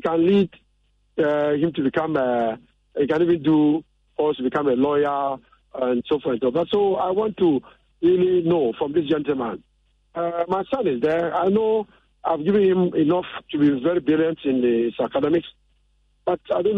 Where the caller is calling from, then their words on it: Ashaiman Estate, Greater Accra, Ghana; I'm calling from Ashoman Estate.